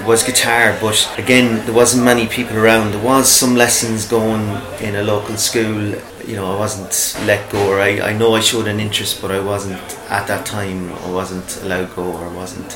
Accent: Grange, Connacht, Ireland; I'm from Grange, lived in Grange most of my adult life

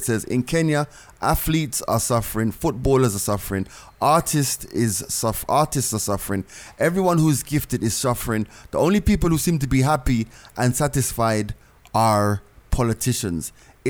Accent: Jamaica; I grew up in Jamaica in the 80s.

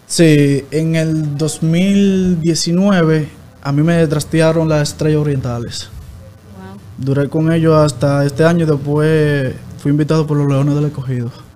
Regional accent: Salcedo, Hermanas Mirabal, Dominican Republic; Yo soy de Barrio Invi, eh, Salcedo.

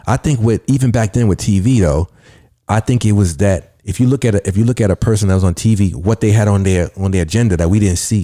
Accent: New York City, New York, United States; I'm from the Bronx

